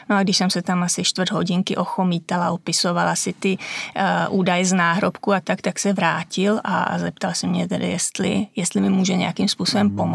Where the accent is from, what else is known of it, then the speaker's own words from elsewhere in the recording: Šumava, Czechia; já jsem ze Šumavy, tam u nás máme kostelíček, čtyři křížky a to je veškerý hřbitov